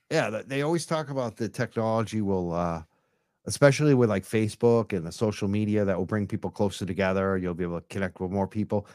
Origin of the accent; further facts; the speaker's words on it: Massachusetts, United States; I'm from Massachusetts